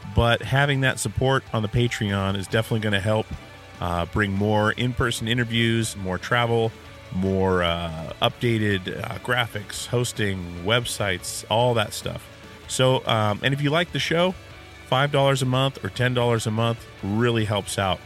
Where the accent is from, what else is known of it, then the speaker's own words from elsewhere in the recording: Alaska, United States; I'm from Alaska